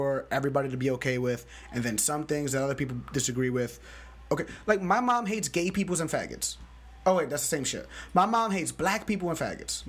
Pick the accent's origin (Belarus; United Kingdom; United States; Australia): United States; New York City, New York; I'm from the Bronx.